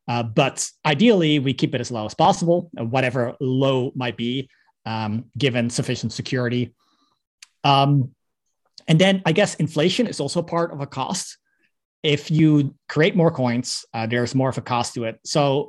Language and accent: English; Netherlands; No, I'm Dutch. I'm from the Netherlands.